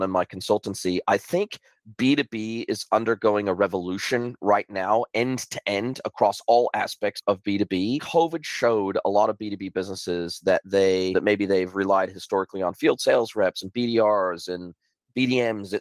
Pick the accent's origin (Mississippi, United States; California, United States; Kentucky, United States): California, United States; Southern; moved away as an adult; now in New Zealand; I grew up in Southern California, and I was already living on my own at this stage